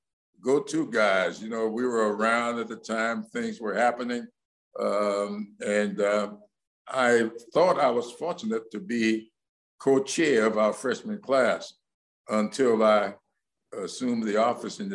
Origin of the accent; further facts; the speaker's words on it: South Carolina, United States; my home state of South Carolina